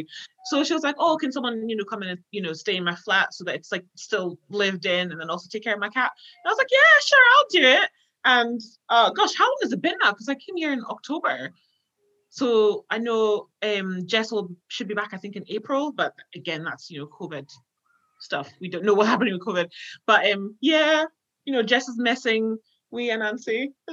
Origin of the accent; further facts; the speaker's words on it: Scotland, United Kingdom; also born or lived in Ghana; So right, basically I identify myself as like a Ghanaian Scot because I was born in Ghana, but I've been in Scotland forever.